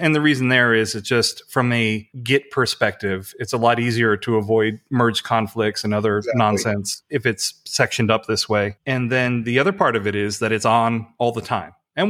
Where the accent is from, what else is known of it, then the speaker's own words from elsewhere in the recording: Missouri, United States; I'm from Missouri. Show me, I got to see it.